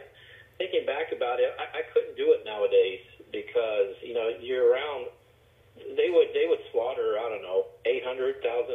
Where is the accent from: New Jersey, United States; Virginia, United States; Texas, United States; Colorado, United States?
Texas, United States; San Antonio; I grew up in San Antonio